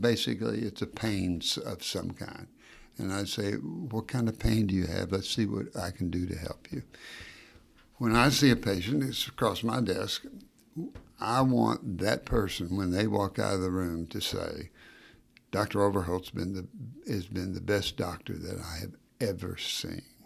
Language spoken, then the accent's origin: English; Knoxville, Tennessee, United States; also born or lived in Battle Creek, Michigan; I came down to Knoxville a, at age two and ev, essentially growing up in Knoxville